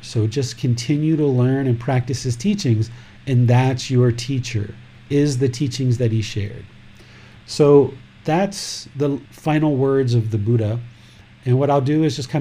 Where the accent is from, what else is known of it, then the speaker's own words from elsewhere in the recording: United States; I grew up in America